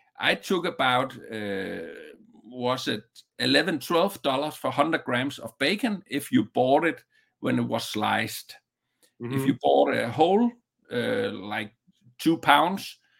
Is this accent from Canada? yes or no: no; Southern Denmark, Denmark; just a small one in a small town in the southern part of Denmark from my hometown